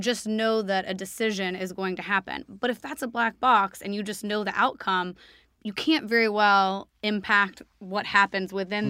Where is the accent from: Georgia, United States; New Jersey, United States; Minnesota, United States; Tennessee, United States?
Tennessee, United States; Nashville; also born or lived in New York City; now in London, United Kingdom; I'm from Nash Vegas